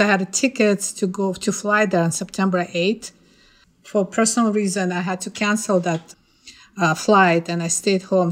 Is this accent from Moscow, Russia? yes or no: no; Ufa, Bashkortostan, Russia; moved away as an adult; now in New York City, United States; I was born in Ufa, uh, it's the capital of Bashkortostan